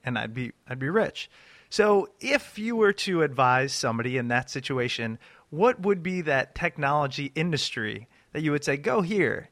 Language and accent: English; Ashburn, Virginia, United States; John and I grew up in Ashburn, Virginia